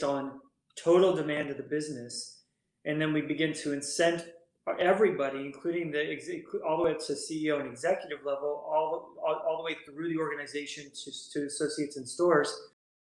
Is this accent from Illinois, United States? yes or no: no; Northern California, United States; moved away as an adult; now in East Coast, United States; So born and raised in Northern California, went to school in UC, Southern California.